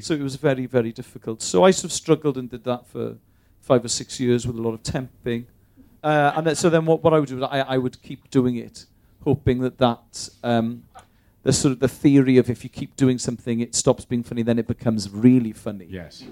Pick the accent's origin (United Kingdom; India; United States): United Kingdom; Bristol, South West England; also born or lived in Cardiff; I was born in Bristol, right. raised there